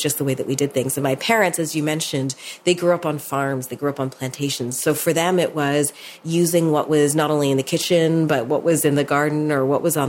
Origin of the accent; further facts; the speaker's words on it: Toronto, Ontario, Canada; I was born in Toronto